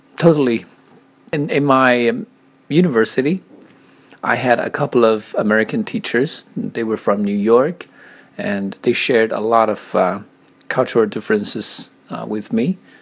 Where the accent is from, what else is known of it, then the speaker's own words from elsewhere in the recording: Chenzhou, Hunan, China; English is a second language; moved away as an adult; I grew up in a small town called Chenzhou, which is located in the southmost part of Hunan province.